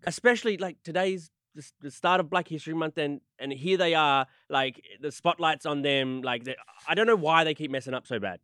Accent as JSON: {"language": "English", "country": "Australia", "said": "I'm, I'm from Australia"}